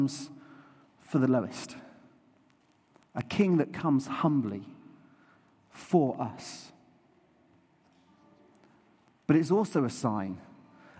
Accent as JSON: {"language": "English", "area": "New Forest", "region": "South East England", "country": "United Kingdom", "tie": "born or raised there", "said": "I grew up in the New Forest, and so I used to see horses and donkeys and cows."}